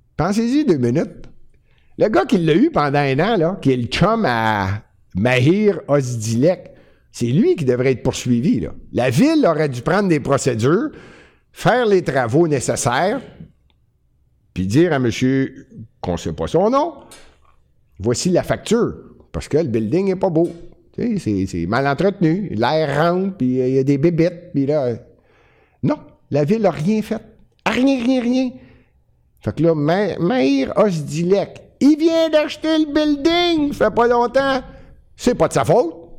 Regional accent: Montreal, Quebec, Canada; c'est Montréal, puis je suis Montréalais

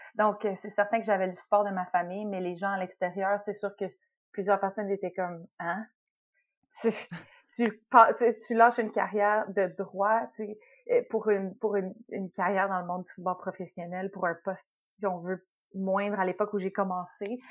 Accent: Quebec, Canada; moved away as an adult; also born or lived in Montreal / Toronto; now in United States; Je suis québécoise dans, dans l'âme

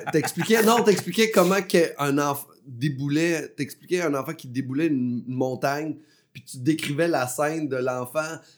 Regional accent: Beauce, Quebec, Canada; moved away; also born or lived in Saint-Basile-le-Grand / Montreal; je viens de la Beauce

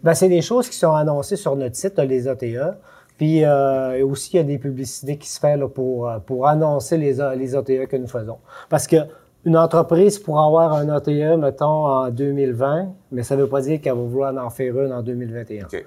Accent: Quebec, Canada; je viens du Lac-Saint-Jean

